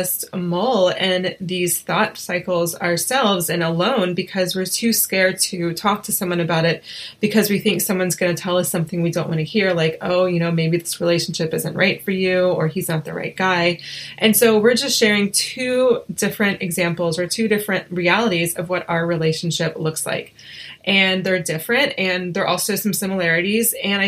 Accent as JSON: {"language": "English", "town": "Asheville", "region": "North Carolina", "country": "United States", "said": "we're both from North Carolina, or from Asheville, North Carolina"}